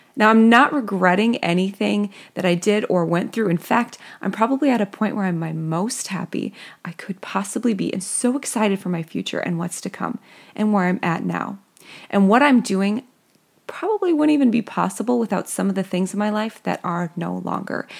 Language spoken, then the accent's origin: English; Midwest, United States; accent: Midwestern; my Midwestern accent